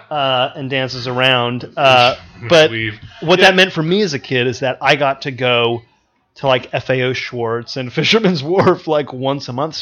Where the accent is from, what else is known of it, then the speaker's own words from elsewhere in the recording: Sacramento, California, United States; moved away as an adult; also born or lived in Valencia, California; now in New York, United States; I'm from Sacramento, California